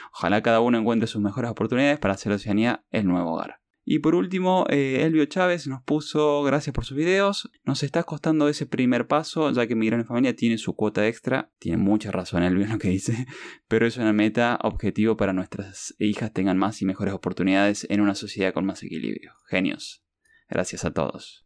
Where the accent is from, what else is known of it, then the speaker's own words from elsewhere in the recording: Lima, Peru; moved away; cuando nos criamos ahí por, por Lima